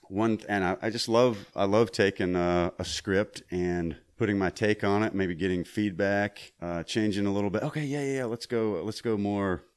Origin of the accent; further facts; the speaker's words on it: Mississippi, United States; I grew up in Mississippi